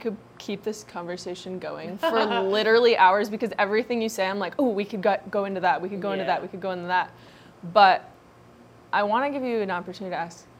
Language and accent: English; Ohio, United States; I'm from Ohio.